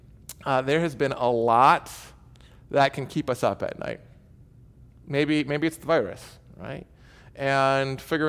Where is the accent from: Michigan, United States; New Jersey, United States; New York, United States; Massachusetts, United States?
Michigan, United States; moved away as an adult; now in Cedar Park, United States; I'm from Michigan